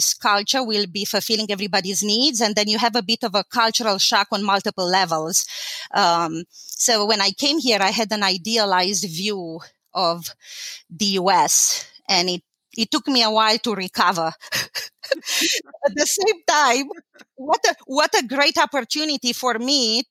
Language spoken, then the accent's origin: English; Timișoara, Timiș County, Romania; English is a second language; moved away as an adult; now in United States; So I was born in Timișoara. Timișoara is a city in Romania